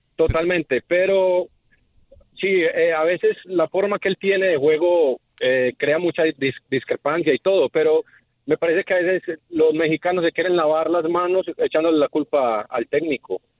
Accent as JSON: {"language": "Spanish", "country": "Colombia", "said": "soy colombiano"}